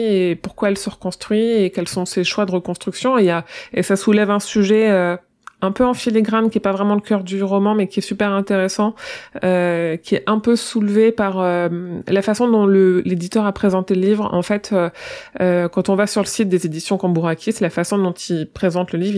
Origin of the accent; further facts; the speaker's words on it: Tonnerre, Bourgogne-Franche-Comté, France; je suis née à Tonnerre